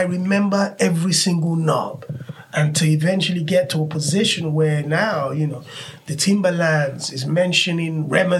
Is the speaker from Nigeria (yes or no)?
yes; Nigeria; now in United Kingdom; a lot of us that really were championing the culture were born and raised in Nigeria.